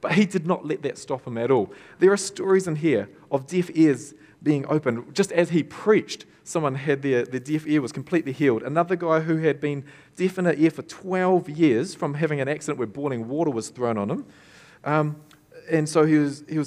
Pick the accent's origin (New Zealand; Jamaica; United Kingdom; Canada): New Zealand; Tokoroa, Waikato; I grew up in Tokoroa. My parents pastored the church there